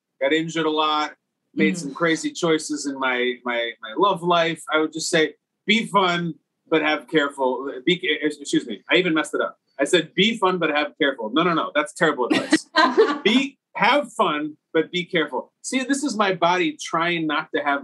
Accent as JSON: {"language": "English", "town": "Chicago", "region": "Illinois", "country": "United States", "tie": "born or raised there", "moved": "yes", "lives_now": "New York, United States", "said": "Born and raised in Chicago, Illinois, currently living in New York"}